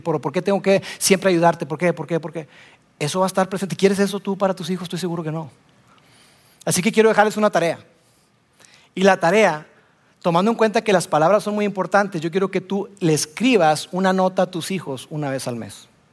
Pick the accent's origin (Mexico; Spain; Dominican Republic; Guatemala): Mexico; Monterrey, Nuevo León; Soy regio